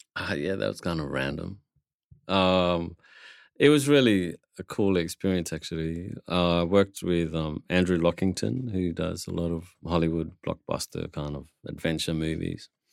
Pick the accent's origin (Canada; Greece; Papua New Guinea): Papua New Guinea; I come from Papua New Guinea